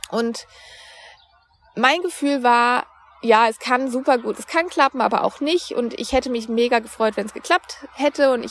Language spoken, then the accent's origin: German; Baden-Württemberg, Germany; now in Cologne, Germany; Mein Freund und ich haben uns dann irgendwann überlegt, wir wollen von Köln wieder in meine Heimat bei Freiburg ziehen